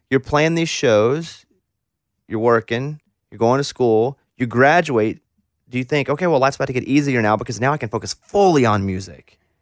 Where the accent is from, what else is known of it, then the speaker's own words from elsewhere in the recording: Mountain Pine, Arkansas, United States; moved away as an adult; now in Nashville, United States; I'm from Mountain Pine, Arkansas. I never lived in a city this big.